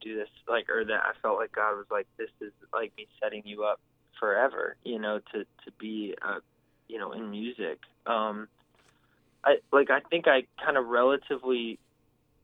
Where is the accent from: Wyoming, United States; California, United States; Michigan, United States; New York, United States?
California, United States; I was from California.